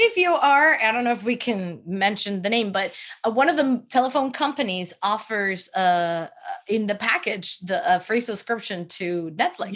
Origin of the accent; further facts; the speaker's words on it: Venezuela; now in United States; I am from Venezuela